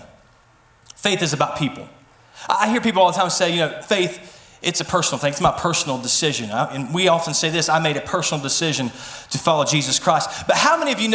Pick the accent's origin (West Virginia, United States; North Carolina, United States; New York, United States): West Virginia, United States; Mason; I was born and raised in Mason, West Virginia, so I know every back road